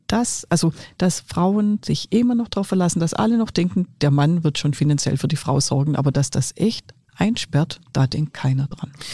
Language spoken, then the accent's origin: German; Swabia, Germany; accent: Swabian dialect; ich bin Schwäbin